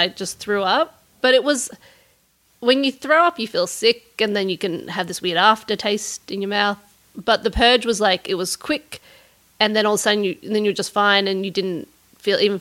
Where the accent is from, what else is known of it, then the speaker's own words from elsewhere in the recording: Canberra, Australian Capital Territory, Australia; moved away as an adult; also born or lived in Los Angeles, United States / New York, United States; I grew up in Australia with great skies